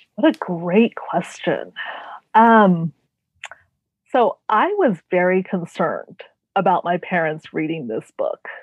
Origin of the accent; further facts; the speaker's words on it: Renton, Washington, United States; also born or lived in Tacoma, Washington; I am from a suburb of Seattle uh, called Renton, and I was born in Tacoma, Washington, so I'm one of the few Washingtonians.